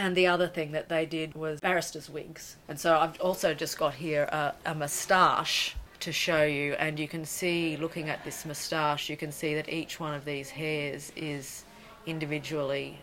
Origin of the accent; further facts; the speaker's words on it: Brisbane, Queensland, Australia; growing up in Brisbane